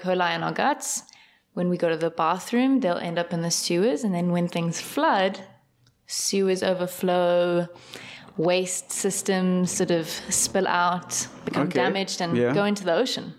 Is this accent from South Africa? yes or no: yes; Durban, KwaZulu-Natal, South Africa; born there; Is this a bad time to bring up that I was born in Durban?